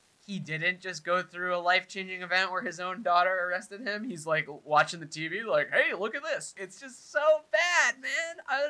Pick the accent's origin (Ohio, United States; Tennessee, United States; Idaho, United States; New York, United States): New York, United States; growing up in New York, I've been in many of those.